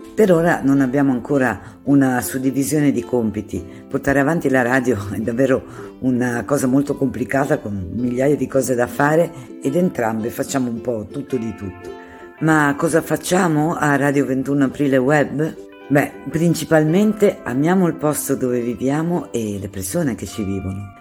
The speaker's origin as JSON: {"language": "Italian", "town": "Genoa", "region": "Liguria", "country": "Italy", "said": "sono di Genova"}